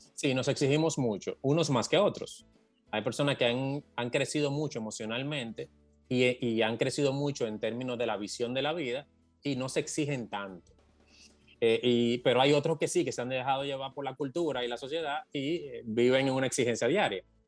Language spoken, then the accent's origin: Spanish; Dominican Republic; lo que somos de, provincias